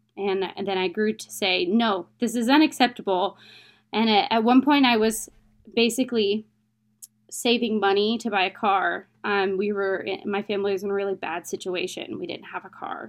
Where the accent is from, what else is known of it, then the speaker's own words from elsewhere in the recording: United States; I'm from America